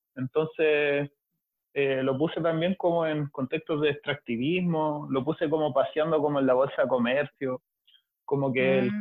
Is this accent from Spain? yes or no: no; Valparaíso, Chile; Soy de Valpo